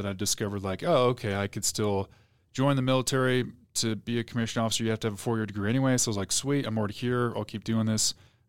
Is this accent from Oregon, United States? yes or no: yes; Portland, Oregon, United States; now in Utah, United States; Yeah, so I grew up outside of Portland, Oregon, so the Pacific Northwest, until I graduated high school.